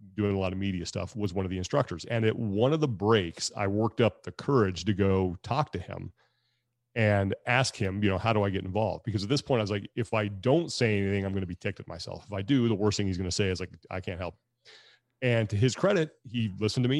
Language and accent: English; Sacramento, California, United States; my hometown in Sacramento